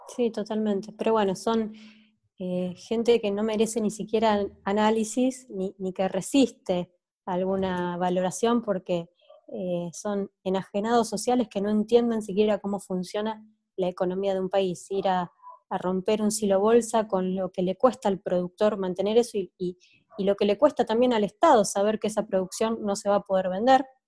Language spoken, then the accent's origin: Spanish; Argentina; somos Argentina